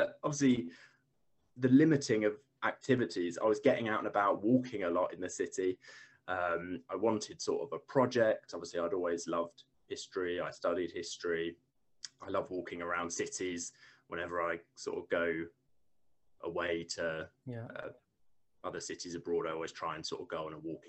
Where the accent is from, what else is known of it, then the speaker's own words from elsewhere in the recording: East of England, United Kingdom; also born or lived in Bristol; So I grew up in Essex, actually. So obviously relatively near to London.